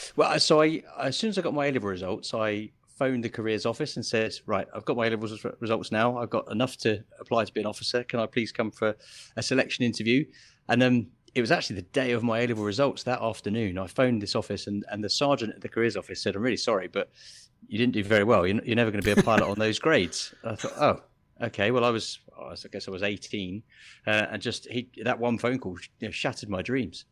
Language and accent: English; Biggin Hill, London, United Kingdom; moved away as an adult; I grew up in Biggin Hill